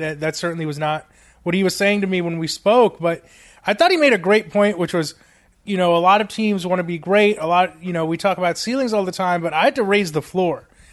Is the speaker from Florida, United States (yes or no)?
yes; South Florida, United States; moved away; I, I grew up in South Florida